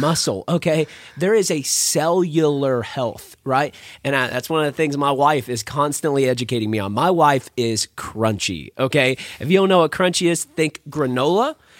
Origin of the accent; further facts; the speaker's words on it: San Angelo, Texas, United States; I'm from San Angelo, Texas